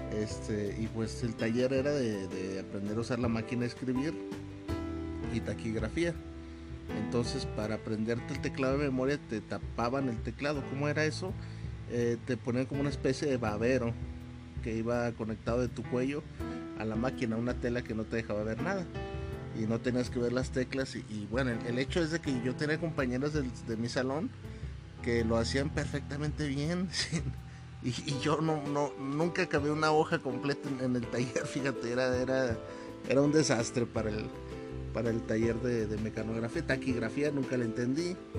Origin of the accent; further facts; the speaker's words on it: Mexico; Acá en México, en mi país